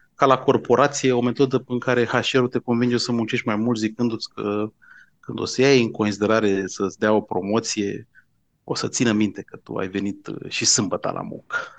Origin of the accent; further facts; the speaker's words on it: Bucharest, Romania; eu sunt din București